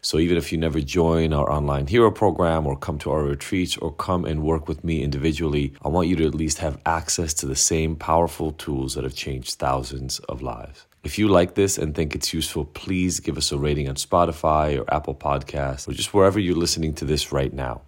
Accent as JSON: {"language": "English", "country": "Israel", "tie": "born or raised there", "moved": "yes", "said": "I grew up in Israel"}